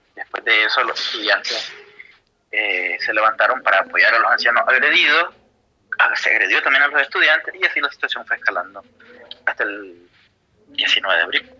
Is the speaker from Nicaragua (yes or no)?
yes; Nicaragua; moved away as an adult; now in Buenos Aires, Argentina